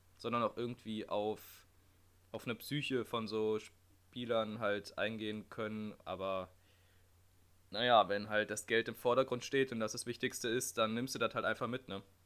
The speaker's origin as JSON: {"language": "German", "country": "Germany", "said": "in der Heimat, also bei uns in Deutschland"}